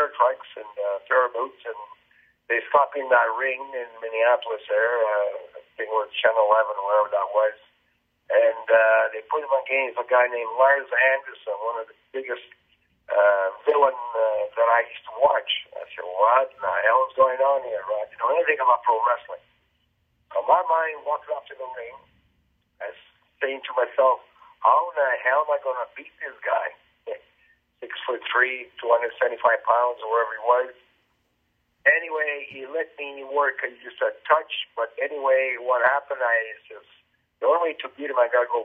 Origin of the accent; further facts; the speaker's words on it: Winnipeg, Manitoba, Canada; also born or lived in Italy; I'm from Winnipeg, Manitoba. I've been here all my life. Actually, I was born in Italy. I came here when I was 11 years old